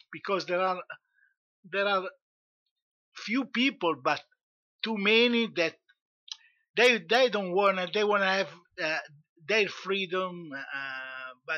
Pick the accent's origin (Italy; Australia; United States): Italy; from Italy